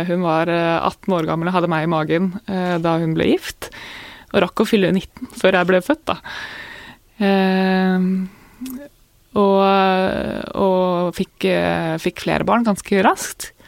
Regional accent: Jevnaker, Innlandet, Norway; jeg vokste opp på Jevnaker, da. Eh, og, og starta på Jevnaker skole etter hvert.

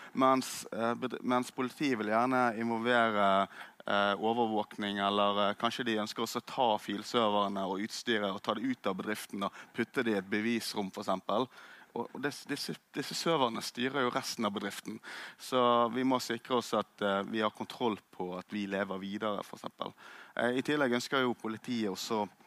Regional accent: Norway; jeg som nordmann

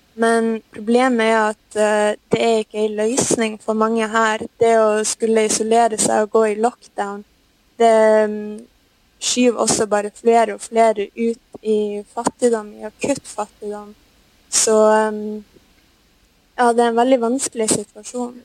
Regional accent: Norway; moved away as an adult; now in Brazil; vi gjør hjemme i Norge

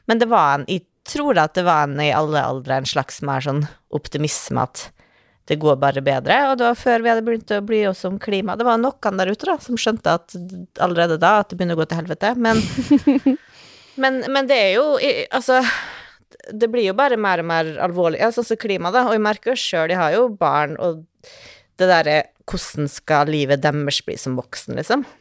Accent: Norway; born there; Vi er født i Norge. Altså, ingenting galt kan skje med oss. Det er verdens tryggeste

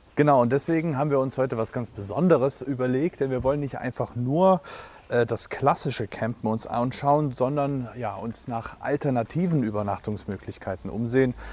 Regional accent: Leipzig, Saxony, Germany; für mich als Leipziger Tieflandsbucht-Mensch

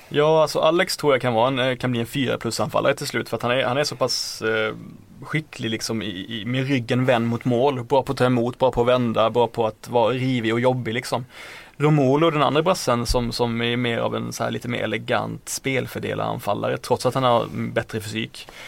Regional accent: Blekinge, Sweden; Jag kom från Blekinge

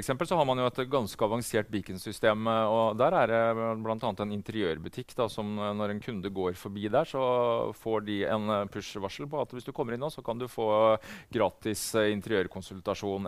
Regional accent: Norway; Her hjemme i Norge

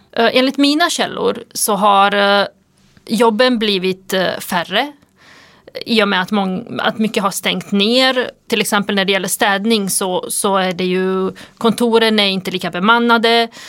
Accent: Sweden; vårt land

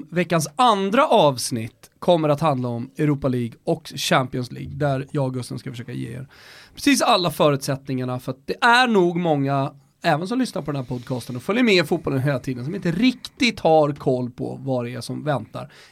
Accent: Stockholm, Stockholm County, Sweden; Folk tycker ju redan att vi är dryga stockholmare.

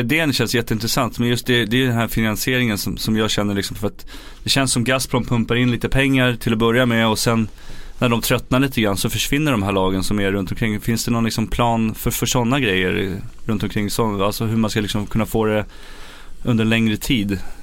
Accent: Sweden

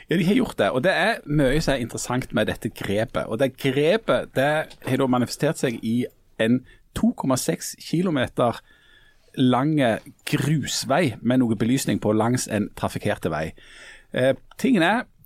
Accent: Bryne, Rogaland, Norway; Jeg er jo ifra Bryne sentrum

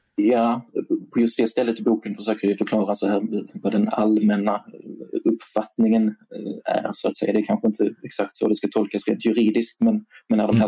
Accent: Sweden; som svensk

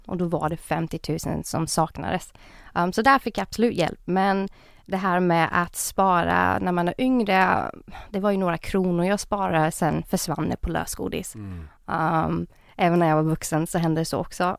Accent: Jönköping, Jönköping County, Sweden; moved away as an adult; now in Stockholm, Sweden; jag är egentligen från Jönköping men jag flyttade till Stockholm 2017

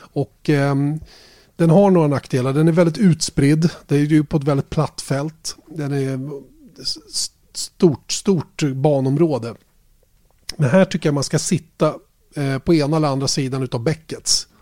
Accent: Sweden

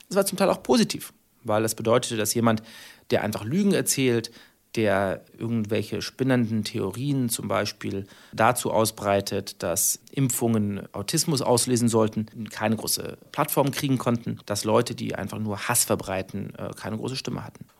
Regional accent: Germany; wir haben äh, als Deutsche eine besondere Solidarität zueinander

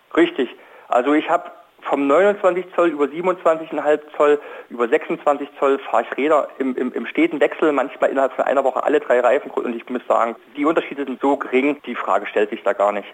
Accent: East Germany, Germany; ich bin zum Beispiel in der DDR äh, aufgewachsen

